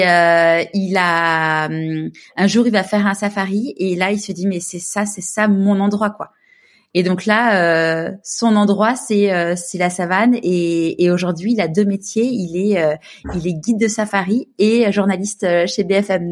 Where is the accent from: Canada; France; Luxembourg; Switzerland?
France; Paris, Île-de-France; moved away as an adult; now in Marseille, France; je suis une vraie Parisienne. J'ai grandi à Paris.